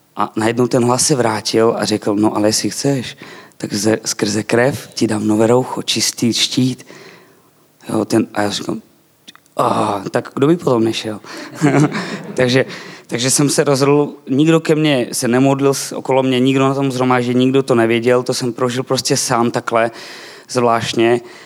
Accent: eastern Slovakia, Slovakia; Czech is a second language; now in Czech Republic; Narodil jsem se na Slovensku, ale budem česky s váma

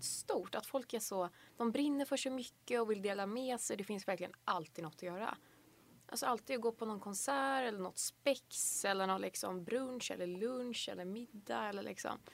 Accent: Hunnebostrand, Västra Götaland, Sweden; moved away as an adult; now in Lund, Sweden; jag kommer från en liten fiskeby på västkusten som heter Hunnebostrand

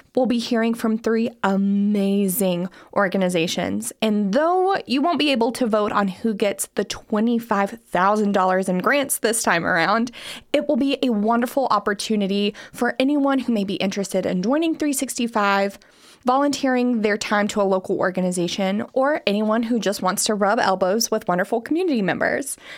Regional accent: Harlan County, Kentucky, United States; moved away; also born or lived in Greensburg, Kentucky; I'm originally from Harlan County

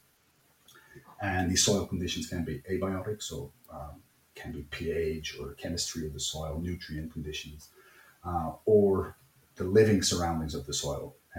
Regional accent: Netherlands; moved away as an adult; now in Germany; I'm from the Netherlands

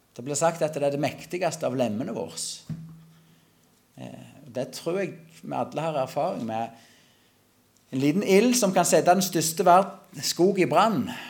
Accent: Klepp, Rogaland, Norway; Jeg kommer ifra Klepp. For de som godt kjente det, så jeg vokste opp på en gard på Salte. Det er fortsatt i Klepp kommune

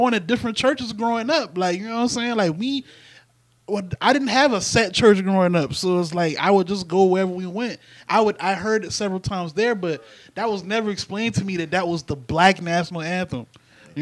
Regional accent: the South, United States; I'm from the South

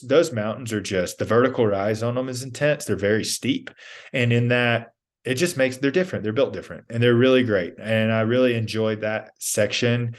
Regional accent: Georgia, United States; also born or lived in Texas; I grew up in Georgia.

